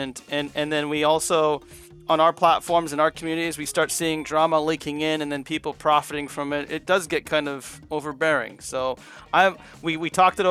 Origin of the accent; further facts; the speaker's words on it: United States; I'm from America